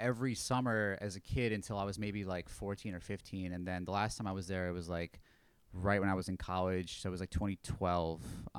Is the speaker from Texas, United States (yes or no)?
no; Syracuse, New York, United States; also born or lived in Buffalo, New York / Albany, New York; We're from Syracuse, New York.